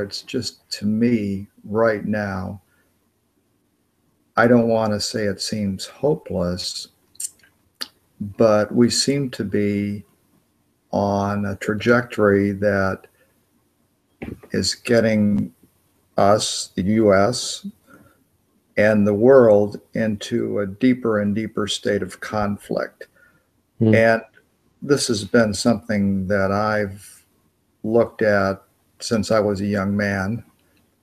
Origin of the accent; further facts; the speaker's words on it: United States; I'm an American